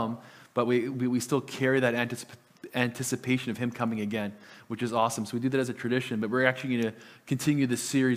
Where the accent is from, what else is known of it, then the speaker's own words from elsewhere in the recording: Lower Mainland, British Columbia, Canada; first language Italian; English is a second language; moved away; I am from the Lower Mainland. My family still lives in the Lower Mainland